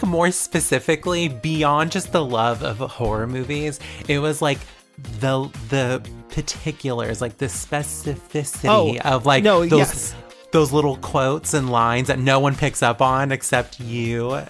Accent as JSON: {"language": "English", "area": "San Francisco Bay Area", "region": "California", "country": "United States", "tie": "born or raised there", "also_born_or_lived": "Napa Valley", "said": "I was born and raised in the San Francisco Bay Area, and I currently live in the Napa Valley. So, bourgeois wine country."}